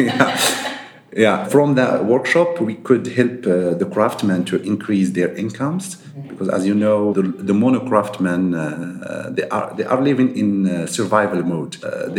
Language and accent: English; Marrakesh, Marrakesh-Safi, Morocco; also born or lived in Casablanca; I was born in Casablanca, and we moved to Marrakesh when I was 2 years old. Mm-hmm. So I spent all my life here in Marrakesh